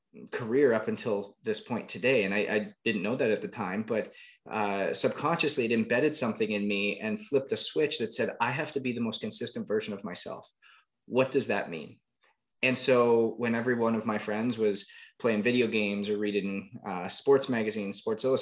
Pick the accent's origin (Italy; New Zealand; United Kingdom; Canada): Canada; now in New York, United States; growing up in Canada, was playing hockey just like everybody else.